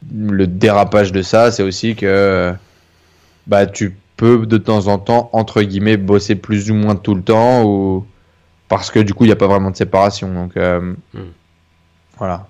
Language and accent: French; Denain, Hauts-de-France, France; Je viens du nord de la France. Euh, je suis né à côté de, de je, suis né, à Denain, dans une ville qui est plutôt assez pauvre.